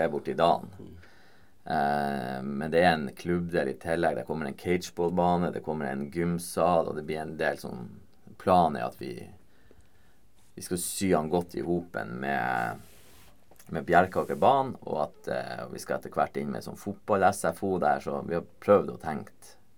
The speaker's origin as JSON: {"language": "Norwegian", "area": "Vesterålen", "region": "Nordland", "country": "Norway", "moved": "yes", "said": "fra Vesterålen, der jeg kommer fra"}